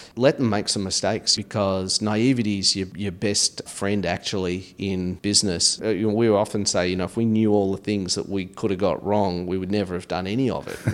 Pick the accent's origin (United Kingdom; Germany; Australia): Australia; moved away as an adult; now in United States; initial growing up experience in Australia